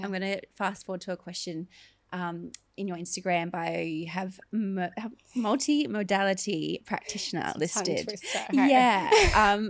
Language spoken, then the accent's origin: English; Logan, Queensland, Australia